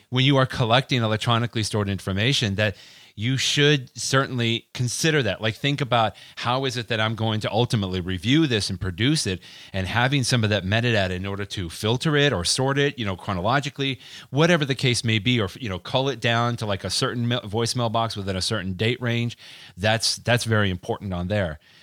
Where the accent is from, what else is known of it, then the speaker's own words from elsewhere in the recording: Texas, United States; accent: Texas; my Texas accent